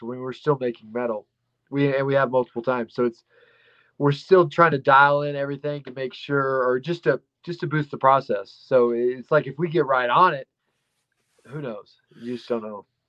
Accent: Dumas, Texas, United States; also born or lived in Blind Frog Ranch; I'm from Texas, uh, around Amarillo area, right north of there, called Dumas, Texas

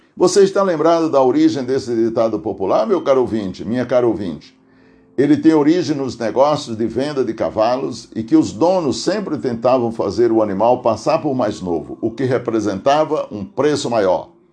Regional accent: Aurora, Ceará, Brazil; now in Santo André, Brazil; lá no Tipi, distrito de Aurora, Ceará, onde nasci

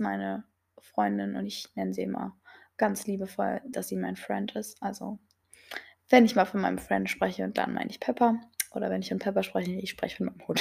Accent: near Gifhorn, Lower Saxony, Germany; ich komme aus Niedersachsen, aus der Nähe von Gifhorn

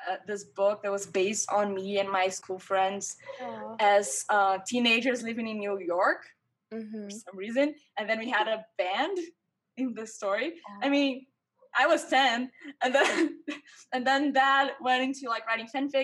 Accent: Brazil; first language Portuguese; English is a second language; also born or lived in Vancouver, Canada; I graduated in film university here in my hometown, Brazil

